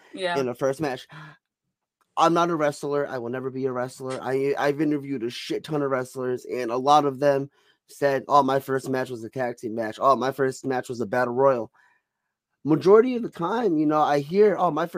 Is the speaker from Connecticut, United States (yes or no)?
yes; Connecticut, United States; I'm from Connecticut.